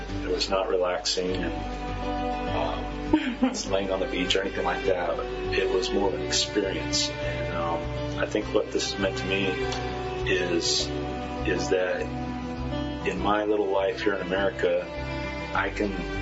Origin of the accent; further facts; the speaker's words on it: United States; as an American